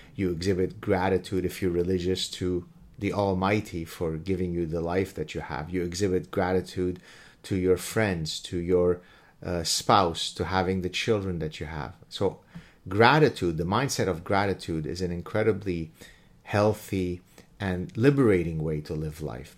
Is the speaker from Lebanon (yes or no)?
yes; Lebanon; moved away; I'm a refugee from Lebanon